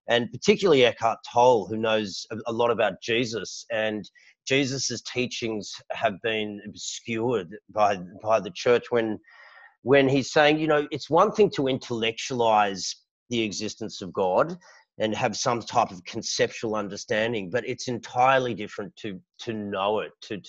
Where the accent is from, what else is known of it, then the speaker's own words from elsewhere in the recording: Sydney, New South Wales, Australia; I was born and raised here in Sydney